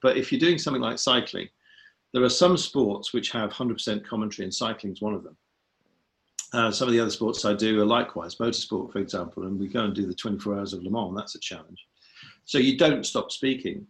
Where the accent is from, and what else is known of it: Sheffield, Yorkshire and the Humber, United Kingdom; born or raised there